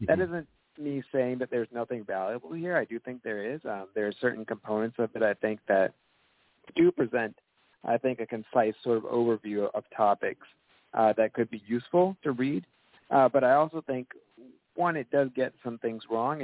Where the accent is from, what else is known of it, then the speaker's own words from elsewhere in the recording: Atlanta, Georgia, United States; I grew up outside of Atlanta, Georgia.